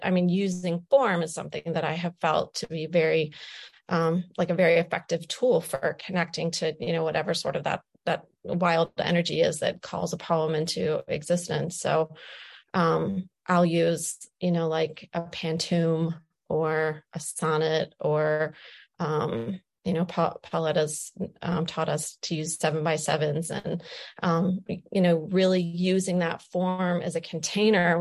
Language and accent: English; Wood County, Ohio, United States; being an Ohio girl, you know, I was born and raised here. I was born in Wood County.